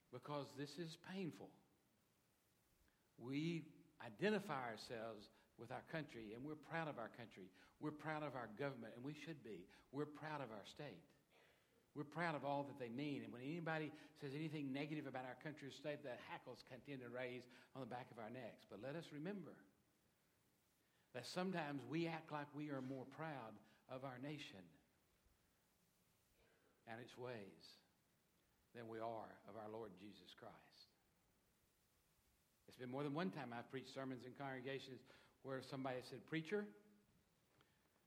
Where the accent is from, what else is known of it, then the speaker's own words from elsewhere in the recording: Dallas, Texas, United States; I was born in Texas, Dallas, Texas, even better, though I've lived in the United States all of my life